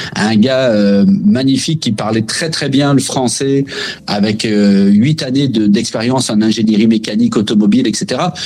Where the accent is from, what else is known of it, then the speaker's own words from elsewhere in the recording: France; moved away as an adult; now in Quebec, Canada; je me suis inscrit vraiment pour construire ma vie au Québec euh, en tant que Français